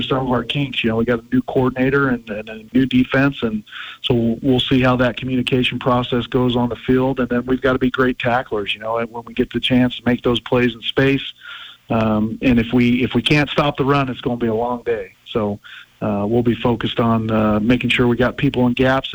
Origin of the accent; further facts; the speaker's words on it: Pocatello, Idaho, United States; moved away; I grew up in Pocatello, Idaho